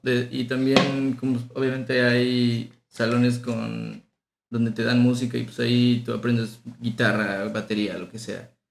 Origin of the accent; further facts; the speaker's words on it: State of Mexico, Mexico; also born or lived in Tabasco / Tampico; Yo nací en Tabasco y Hermosa, pero mis mis papás y mis dos familias son de Tampico. Okay. Entonces toda mi familia es de Tampico. Y a los tres años me fui al Estado de México y ahí he estado toda mi vida.